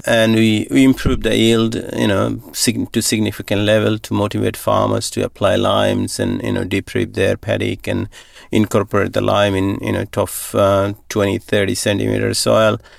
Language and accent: English; Bangladesh; moved away as an adult; also born or lived in Thailand; now in Northam, Australia; I grew up in Bangladesh on a little farm